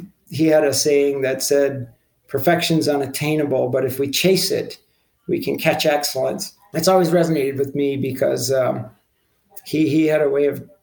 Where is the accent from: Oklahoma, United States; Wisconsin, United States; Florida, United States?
Wisconsin, United States; I grew up in Wisconsin